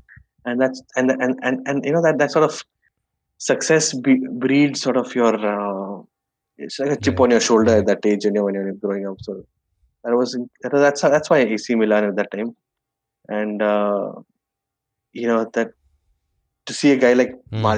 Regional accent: Bangalore, Karnataka, India; Bangalore. And so this is one of these old Bangalore bungalows where you actually have space

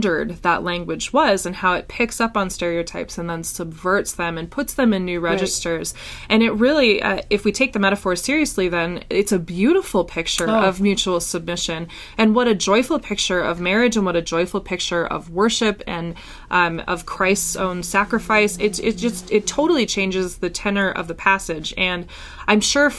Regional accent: Minnesota, United States; I'm from Minnesota

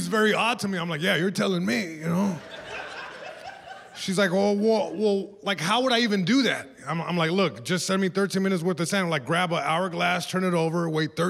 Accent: Long Beach, California, United States; I'm from Long Beach, California, born and raised

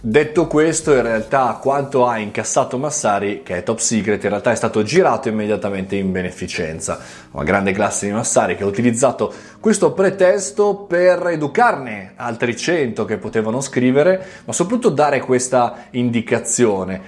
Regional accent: Italy

